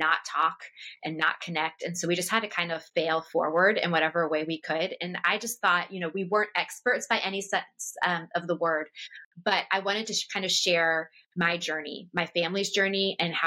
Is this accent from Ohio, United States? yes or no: no; just outside Washington, D.C., Northern Virginia, United States; moved away; I grew up just outside Washington, D.C. in Northern Virginia, and I was raised in a very political family.